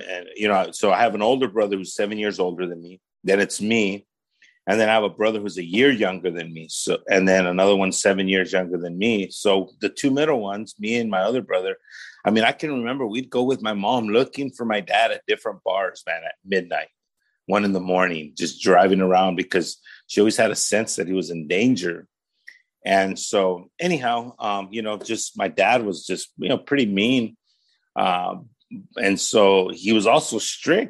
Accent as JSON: {"language": "English", "town": "Paramount", "region": "California", "country": "United States", "tie": "born or raised there", "also_born_or_lived": "Los Angeles", "said": "I actually was born here in the LA area. I was born in Martin Luther King Jr. Hospital, which is one of the county run hospitals here in the city of Los Angeles. And I was raised in the city of Paramount"}